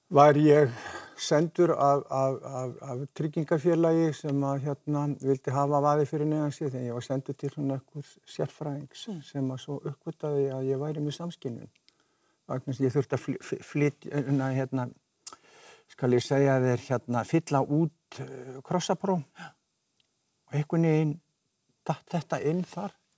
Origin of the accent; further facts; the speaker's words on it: Vogar neighbourhood, Capital Region, Iceland; also born or lived in Kjós; ég er alin upp á Malbyggi